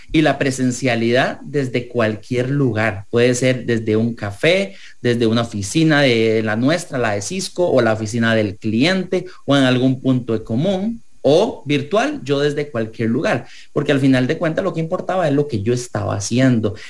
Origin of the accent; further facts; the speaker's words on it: Costa Rica; como ciudadanos, como costarricenses